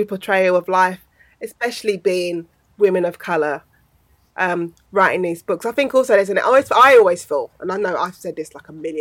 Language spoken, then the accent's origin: English; London, United Kingdom; I grew up in South East London.